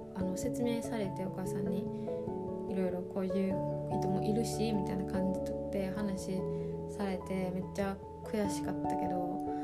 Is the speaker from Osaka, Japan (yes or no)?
yes; Osaka, Japan; born or raised there